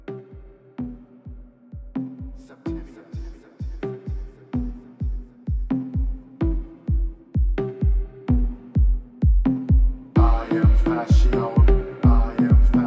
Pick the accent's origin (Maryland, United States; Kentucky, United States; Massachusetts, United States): Maryland, United States; Baltimore; I'm from Baltimore, Maryland